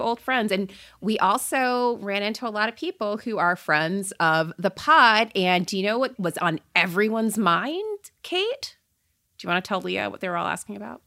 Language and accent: English; Port St. Lucie, Florida, United States; I grew up in Port Saint Lucie, Florida